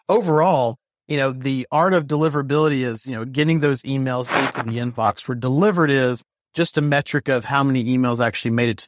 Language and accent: English; the South, United States; accent: Southern; That or my Southern accent, right?